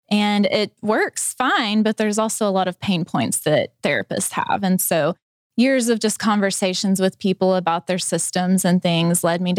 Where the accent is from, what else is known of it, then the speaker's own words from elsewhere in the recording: Gentry, Arkansas, United States; also born or lived in Fort Smith; I grew up in Gentry.